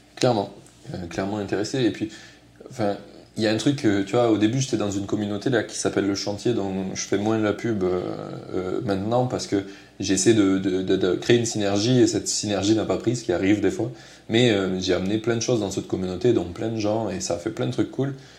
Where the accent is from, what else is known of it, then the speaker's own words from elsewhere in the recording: southern France, France; accent: southern; en français, j'ai un gros accent du sud.